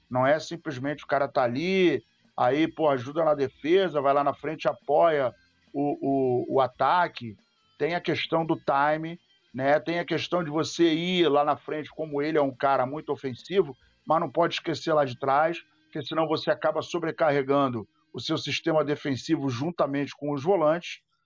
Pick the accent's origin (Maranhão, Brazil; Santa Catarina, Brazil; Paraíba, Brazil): Paraíba, Brazil; Serra Branca; Eu sou de Serra Branca. Cariri Paraibano.